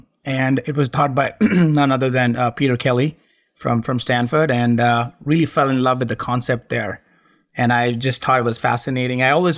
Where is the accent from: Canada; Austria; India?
India; it won't come as a surprise that I was born and brought up in India. My dad was an army officer back in the day, and we traveled a lot. I changed schools 12 times growing up